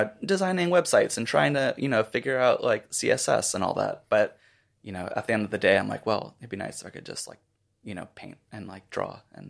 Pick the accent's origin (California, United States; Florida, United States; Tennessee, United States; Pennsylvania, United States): Florida, United States; moved away; I'm from Florida.